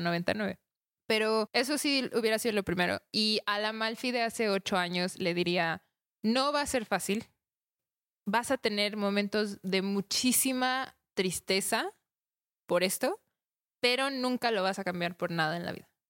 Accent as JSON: {"language": "Spanish", "country": "Mexico", "said": "nosotros mismos como mexicanos"}